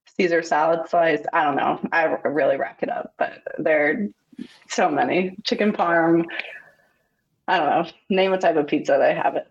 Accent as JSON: {"language": "English", "town": "Huntington", "region": "New York", "country": "United States", "tie": "born or raised there", "said": "I'm from Huntington, New York, which is on Long Island"}